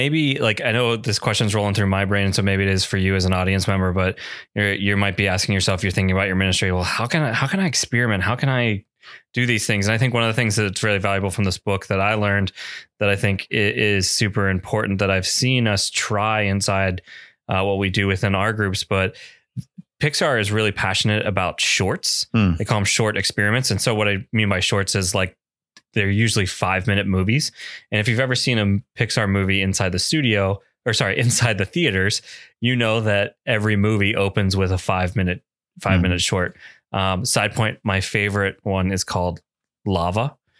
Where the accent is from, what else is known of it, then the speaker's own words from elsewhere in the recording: New Jersey, United States; I'm from New Jersey